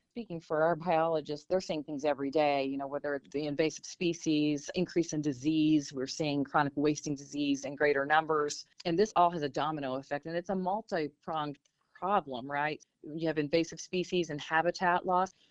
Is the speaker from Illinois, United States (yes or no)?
yes; Southern Illinois, United States; I'm from Southern Illinois where we had coal mines